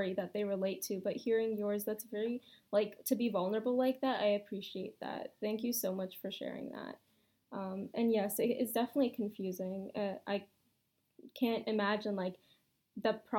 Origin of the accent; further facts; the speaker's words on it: Canada; growing up Pakistani in Canada in a Western society